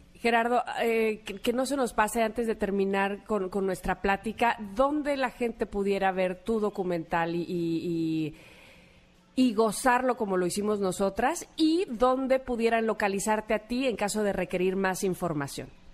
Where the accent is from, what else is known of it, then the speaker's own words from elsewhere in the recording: Veracruz, Mexico; yo soy de Veracruz